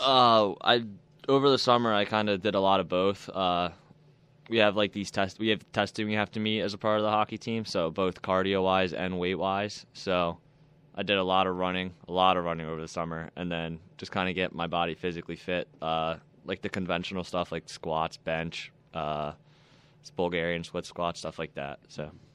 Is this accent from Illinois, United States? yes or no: no; Philadelphia, Pennsylvania, United States; moved away as an adult; also born or lived in Texas; now in Buffalo, United States; I played for the E H L back at my hometown for Philly